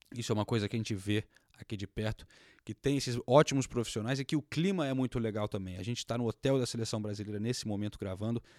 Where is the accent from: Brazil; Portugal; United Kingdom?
United Kingdom; England; Eu sou inglês